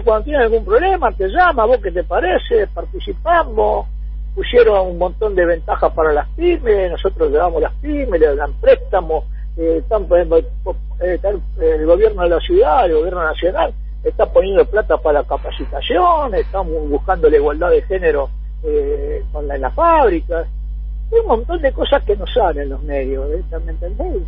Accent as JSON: {"language": "Spanish", "country": "Argentina", "said": "como argentino"}